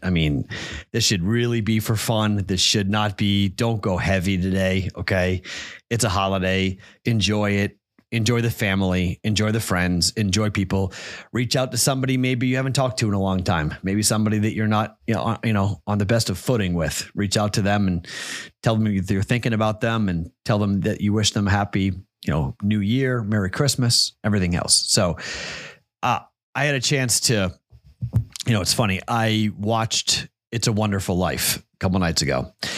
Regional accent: Andover, Massachusetts, United States; moved away; my home state, my hometown of Andover, Mass

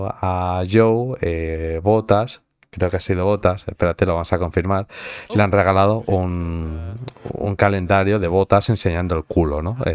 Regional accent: Madrid, Community of Madrid, Spain; porque a mí me gusta mucho el pádel, porque soy de Madrid.

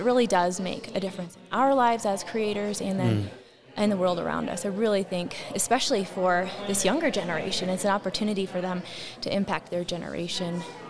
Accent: Rapid City, South Dakota, United States; I'm from Rapid City, South Dakota.

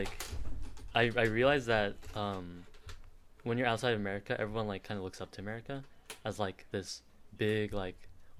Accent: Columbus, Ohio, United States; born there; I was born in Columbus, Ohio, the capital of Ohio, because my parents were, like, going to graduate school there or something.

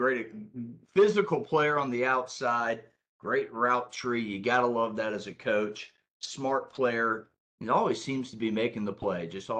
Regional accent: Lilburn, Georgia, United States; my hometown right here in Lilburn, Georgia.

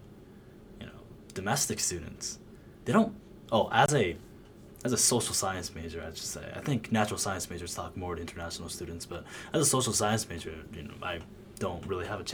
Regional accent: United States; also born or lived in Japan; I lived in America for 17 years now

